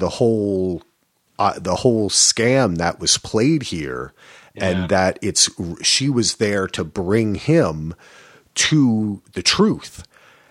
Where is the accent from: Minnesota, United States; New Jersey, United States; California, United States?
New Jersey, United States; I'm from Jersey